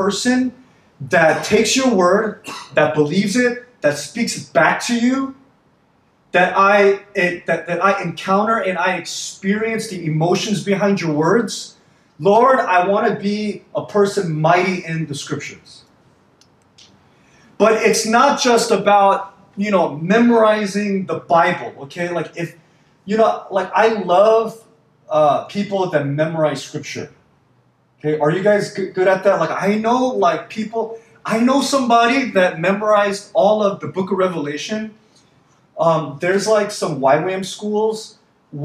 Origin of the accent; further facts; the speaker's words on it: Miami, Florida, United States; moved away; growing up in Miami, our, you know, we had two supermarkets that we went